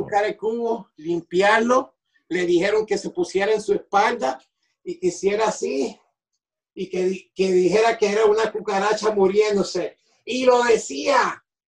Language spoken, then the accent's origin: Spanish; Rockland County, New York, United States; also born or lived in Puerto Rico; en New York, en Rockland County, donde, de donde yo soy.